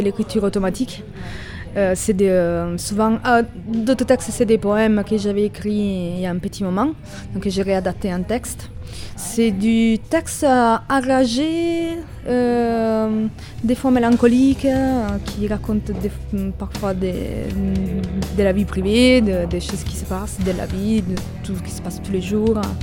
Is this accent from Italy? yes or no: yes; Italy; French is a second language; now in Toulouse, France; je suis italienne